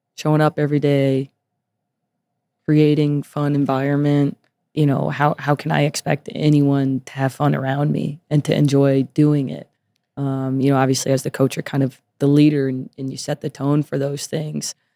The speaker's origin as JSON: {"language": "English", "town": "Las Vegas", "region": "Nevada", "country": "United States", "tie": "born or raised there", "moved": "as an adult", "said": "I was born and raised here"}